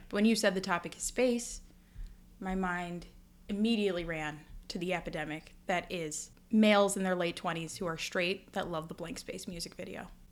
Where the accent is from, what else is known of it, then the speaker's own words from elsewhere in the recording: United States; as an American